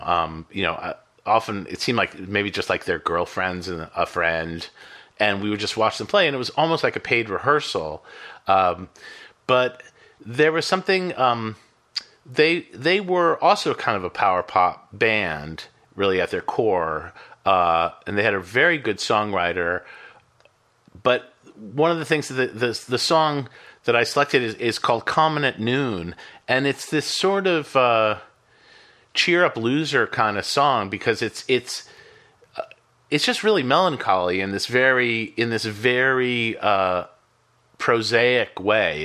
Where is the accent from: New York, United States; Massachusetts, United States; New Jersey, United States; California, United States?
Massachusetts, United States; Boston; I grew up in Boston